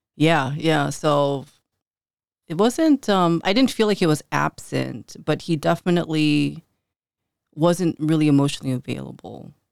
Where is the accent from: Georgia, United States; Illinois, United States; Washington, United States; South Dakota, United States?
Illinois, United States; Chicago; I grew up north side, right around the Belmont and Clark area